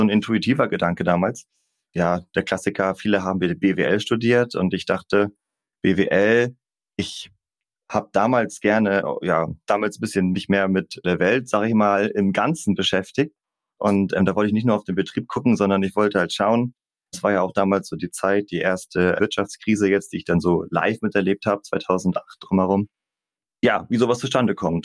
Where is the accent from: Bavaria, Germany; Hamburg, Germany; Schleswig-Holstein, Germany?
Schleswig-Holstein, Germany; Kappeln; also born or lived in Kiel; Ich komme aus dem beschaulichen Schleswig-Holstein, bin in Kappeln geboren, dort auch zur Schule gegangen, in Kiel studiert und im Prinzip auch die komplette berufliche Laufbahn hier geblieben